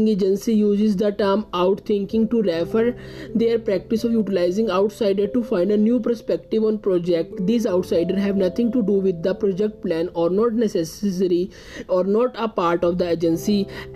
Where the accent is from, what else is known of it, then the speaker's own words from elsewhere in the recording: India; I am from India